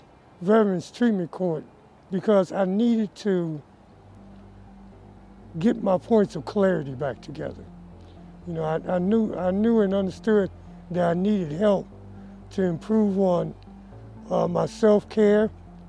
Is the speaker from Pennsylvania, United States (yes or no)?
no; Chicago, Illinois, United States; moved away; I'm originally from Chicago, Illinois.